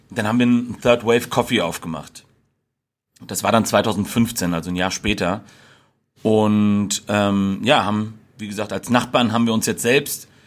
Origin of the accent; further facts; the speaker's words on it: Giessen, Hesse, Germany; bin äh, mittlerweile 33 Jahre alt, bin geboren und aufgewachsen in Gießen, hab, äh, hab die Ecke hier nie verlassen